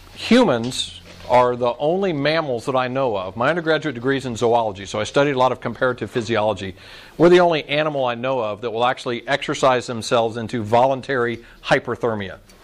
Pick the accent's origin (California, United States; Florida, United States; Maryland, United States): Florida, United States; Orlando; I grew up in Orlando where it seems like it's in the 90 degrees and 90% humidity